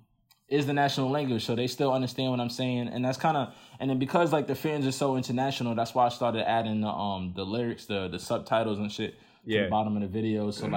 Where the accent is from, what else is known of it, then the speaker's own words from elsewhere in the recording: Nigeria; and so that's what being Nigerian is for me right now.